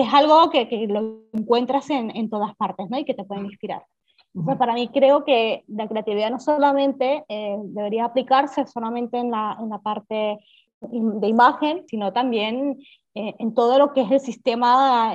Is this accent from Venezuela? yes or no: yes; Venezuela; now in Barcelona, Spain; llevo muchísimos años en Barcelona, soy de Venezuela, pero bueno, estoy afincada aquí en Barcelona